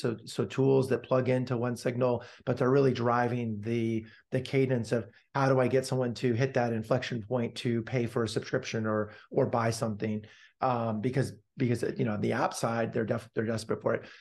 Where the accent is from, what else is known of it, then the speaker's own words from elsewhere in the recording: Palo Alto, California, United States; I was born and raised, got hit by the lucky pitch, so to speak, to be born and raised in Palo Alto, California